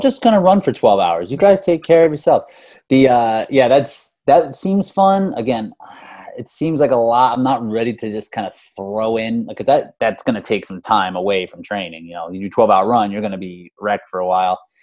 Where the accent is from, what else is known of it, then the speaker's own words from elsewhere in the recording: Easton, Pennsylvania, United States; moved away as an adult; now in Philadelphia, United States; I grew up in Easton. I live in Philadelphia right now, but I went to Easton High School and grew up in Easton